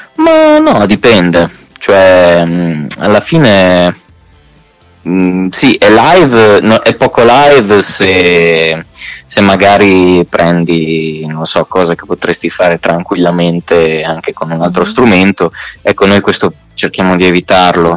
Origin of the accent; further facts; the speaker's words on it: Marche, Italy; moved away as an adult; now in Milan, Italy; sono marchigiano, uh-huh. eh, prima di andare a Milano abitavo nelle Marche